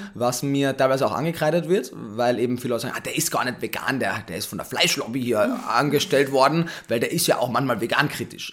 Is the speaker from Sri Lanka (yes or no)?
no; Carinthia, Austria; moved away as an adult; also born or lived in Vienna, Austria; now in Berlin, Germany; Ich bin, wie man jetzt spätestens schon gehört hat, Österreicher, gebürtiger